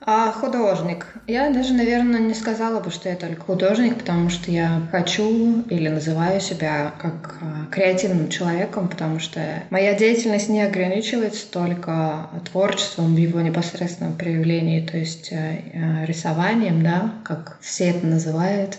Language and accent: Russian; Urals, Russia; also born or lived in Finland; now in Belgium; я родилась в России, на самом деле я уже давно переехала в Европу